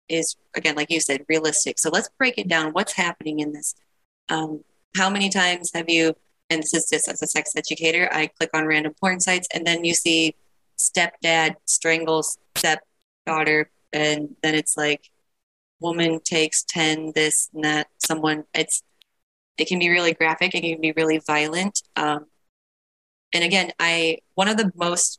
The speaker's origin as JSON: {"language": "English", "area": "Midwest", "region": "rural Ohio", "country": "United States", "tie": "born or raised there", "said": "I grew up in Midwest rural Ohio."}